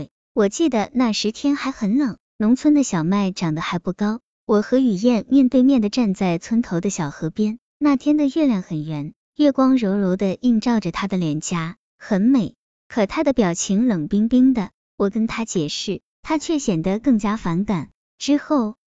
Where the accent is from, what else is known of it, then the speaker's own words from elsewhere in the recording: Shandong, China; 一是距离太远，我老家在山东；二是经济条件也不够，我也只是个学生，连路费都支付不起。